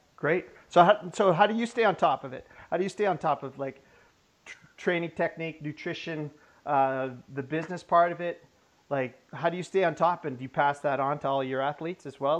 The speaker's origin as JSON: {"language": "English", "area": "the Kootenays", "region": "British Columbia", "country": "Canada", "said": "I'm from the Kootenays"}